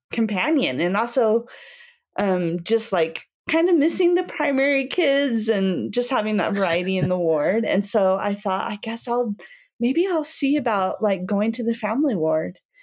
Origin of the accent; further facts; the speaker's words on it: Cody, Wyoming, United States; also born or lived in Utah / northern Virginia; now in Saratoga Springs, United States; I grew up in Cody, Wyoming, and I'm currently living here in Saratoga.